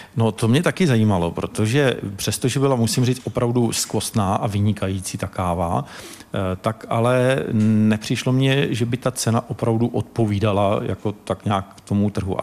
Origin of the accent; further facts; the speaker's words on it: Czechia; jsme z Československa